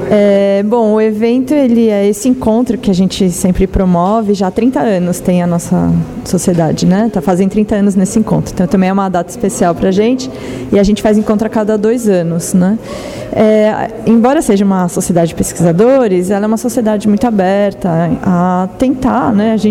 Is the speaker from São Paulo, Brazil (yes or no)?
yes; São Paulo, Brazil; eu sou de São Paulo